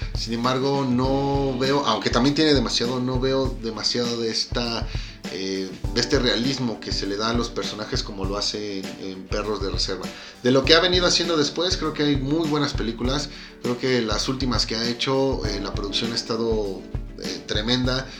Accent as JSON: {"language": "Spanish", "country": "Mexico", "said": "como mexicano"}